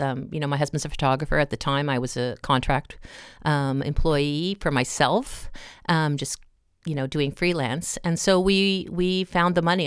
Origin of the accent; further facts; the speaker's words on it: Cape Breton, Nova Scotia, Canada; moved away; I'm from Cape Breton originally